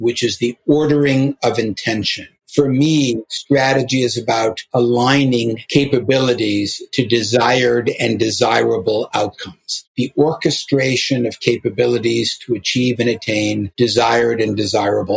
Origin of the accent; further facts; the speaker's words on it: Chicago, Illinois, United States; I grew up in Hyde Park in Chicago